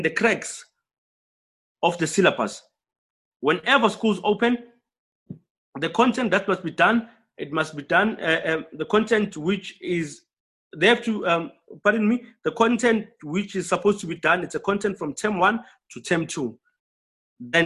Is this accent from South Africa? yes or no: yes; Soweto, Gauteng, South Africa; I'm from Soweto